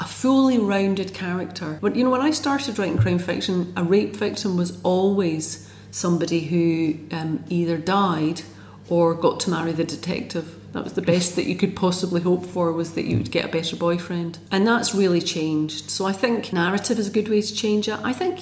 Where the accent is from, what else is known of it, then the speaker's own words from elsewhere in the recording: London, United Kingdom; now in Scotland, United Kingdom; I grew up in South London and I came to Scotland